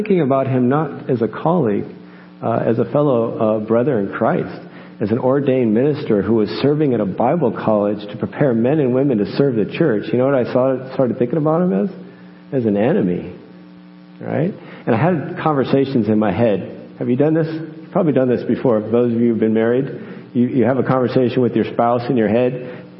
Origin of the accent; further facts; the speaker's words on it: United States; moved away as an adult; I'm American.